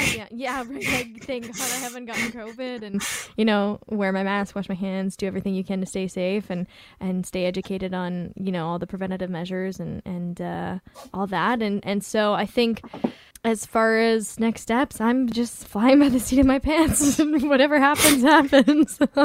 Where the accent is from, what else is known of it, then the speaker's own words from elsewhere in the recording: Vancouver, British Columbia, Canada; I'm from Vancouver